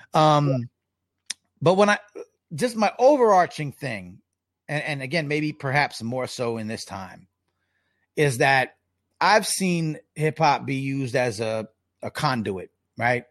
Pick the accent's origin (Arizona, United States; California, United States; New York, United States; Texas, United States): New York, United States; Long Island; I, I grew up in Long Island